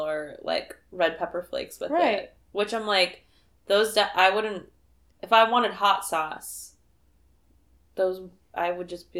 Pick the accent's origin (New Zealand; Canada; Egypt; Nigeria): Canada; born there; My mom was born in Italy, but I was born in Canada.